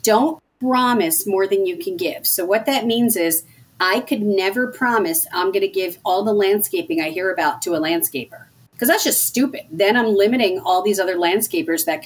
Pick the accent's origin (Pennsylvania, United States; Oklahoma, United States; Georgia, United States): Pennsylvania, United States; Philadelphia; we're from Philly